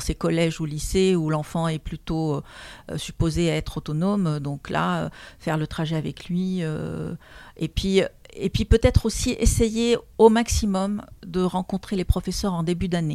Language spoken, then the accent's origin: French; Lebanon; moved away as an adult; also born or lived in Moscow, Russia / Warsaw, Poland; now in France; je suis arrivée en France à l'âge de 25 ans parce que je suis née au Liban d'une famille libanaise